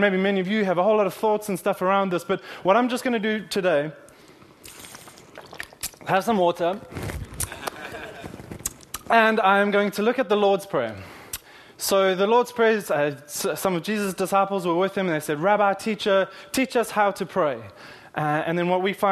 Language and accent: English; South Africa; now in Kingston, United Kingdom; in South Africa, I'm from South Africa, we call them fairy wheels